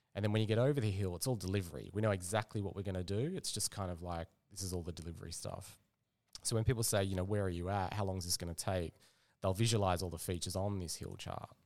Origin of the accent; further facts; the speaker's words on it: Perth, Western Australia, Australia; moved away as an adult; now in Melbourne, Australia; I'm actually from Perth. So, yeah, moved out about ten, ten years ago.